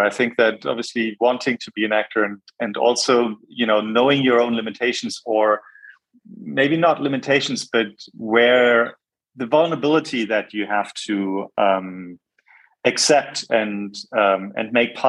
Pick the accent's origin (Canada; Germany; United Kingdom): Germany; Bonn, North Rhine-Westphalia; born there; also born or lived in Jakarta, Indonesia / Hamburg / Munich; I was born in Bonn. I lived in Jakarta from the ages of 3 to 7, important years